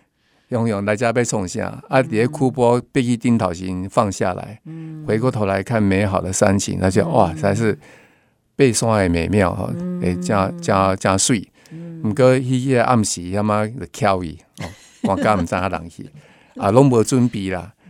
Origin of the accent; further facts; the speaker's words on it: Tainan, Taiwan; 然后我台南人哦，然后叫我阿婆的哦